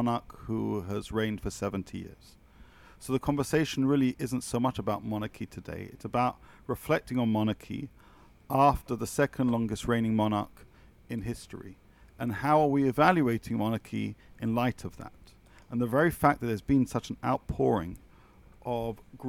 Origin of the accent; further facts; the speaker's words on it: United Kingdom; as a British person